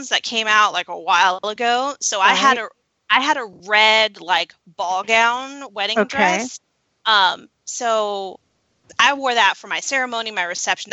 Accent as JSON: {"language": "English", "country": "Switzerland", "said": "I am from Switzerland"}